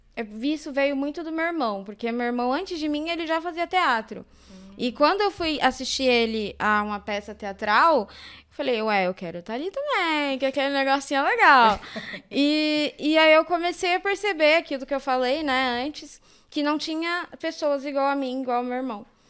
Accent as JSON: {"language": "Portuguese", "region": "São Paulo", "country": "Brazil", "tie": "born or raised there", "said": "E eu, desde sempre, eu morei aqui. Eu nasci aqui, né, no Campo Limpo."}